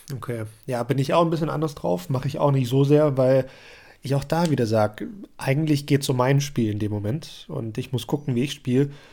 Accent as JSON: {"language": "German", "country": "Germany", "said": "bei uns in Deutschland"}